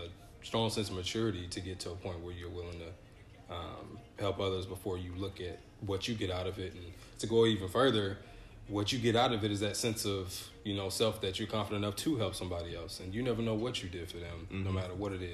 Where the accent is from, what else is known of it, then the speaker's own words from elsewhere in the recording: Atlanta, Georgia, United States; also born or lived in Grand Rapids, Michigan; I'm from Atlanta